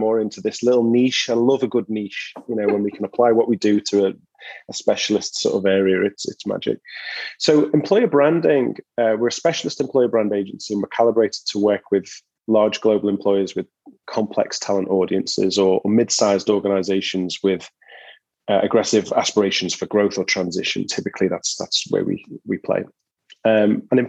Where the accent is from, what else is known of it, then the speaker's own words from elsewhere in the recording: Liverpool, North West England, United Kingdom; moved away as an adult; now in San Diego, United States; I'm from Liverpool in England originally